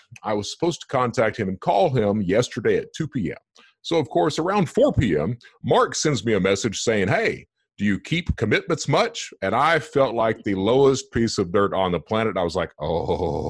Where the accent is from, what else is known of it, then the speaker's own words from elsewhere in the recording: Eastern Kentucky, United States; I'm from Eastern Kentucky and I have trouble with words sometimes. You know, we hill dwellers are like that.